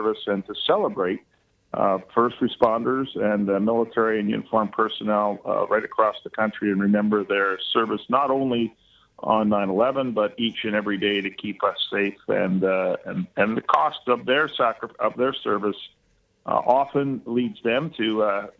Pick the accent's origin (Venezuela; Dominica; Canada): Canada; Whitby, Ontario; my hometown of Whitby